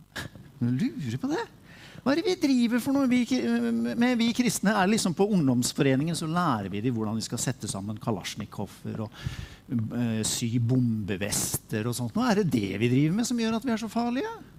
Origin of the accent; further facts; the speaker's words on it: Sarpsborg, Østfold, Norway; jeg er fra Sarpsborg